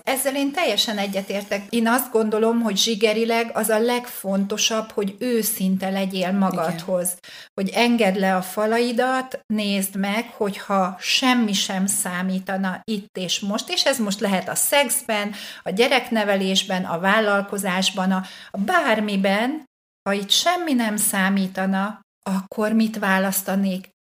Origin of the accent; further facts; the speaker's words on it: Hungary; hát nyilván magyar vagyok